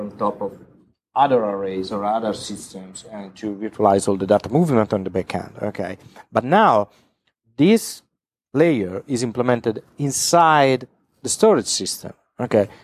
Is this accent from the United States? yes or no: no; Italy; I come from Italy